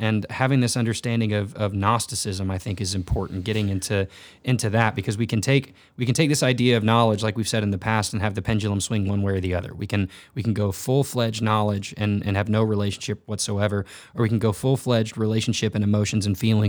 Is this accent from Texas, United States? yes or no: yes; Texas, United States; And I grew up in North Texas, and I was a part of a church that I absolutely love the pastor and his family